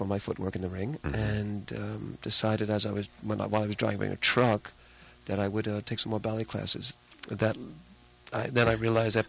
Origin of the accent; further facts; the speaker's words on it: New York City, New York, United States; moved away; also born or lived in Long Island, New York; My background is I'm originally from the Bronx, New York, and then my family moved out to Long Island. Mm-hmm. Puerto Rican, Italian background. Dad's from Puerto Rico and mom's from the Bronx